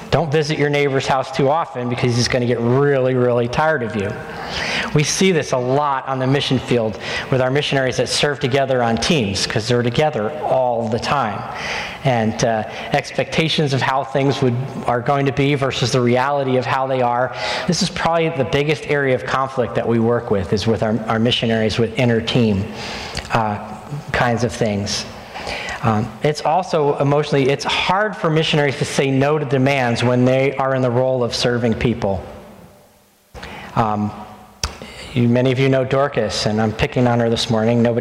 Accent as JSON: {"language": "English", "region": "New Jersey", "country": "United States", "also_born_or_lived": "Indonesia", "said": "We went almost five years without real pizza, and I'm from North Jersey."}